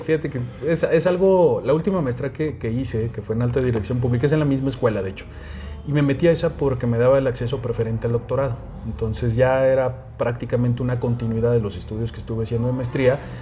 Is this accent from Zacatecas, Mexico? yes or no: yes; Fresnillo, Zacatecas, Mexico; presidente municipal de mi tierra, lo logré, ser diputado local, pero sobre todo ser presidente municipal de Fresnillo